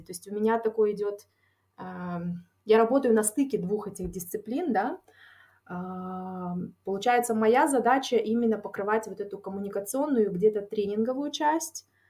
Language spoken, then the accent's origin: Russian; Taraz, Jambyl Region, Kazakhstan; moved away as an adult; also born or lived in Almaty, Kazakhstan; now in Netherlands; я тоже из Казахстана, а, из а, города Тарас. А, я после э, окончания школы переехала в Алмату